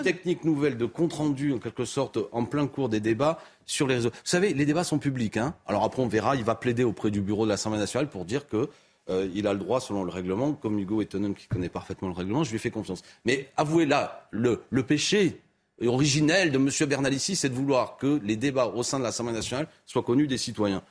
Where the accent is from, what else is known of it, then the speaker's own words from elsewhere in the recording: Béziers, Occitania, France; c'est ma ville natale, Béziers